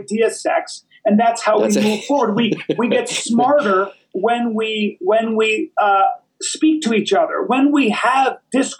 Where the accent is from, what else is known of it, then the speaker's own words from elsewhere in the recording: Philippines; born there; also born or lived in India / Lebanon / Pakistan; I grew up in 7 different countries until the age of 14. Mm. So I was born in the Philippines, and then we moved to India. And in India, we went to Calcutta and then Bombay, which is now Mumbai. And then we moved to Lebanon.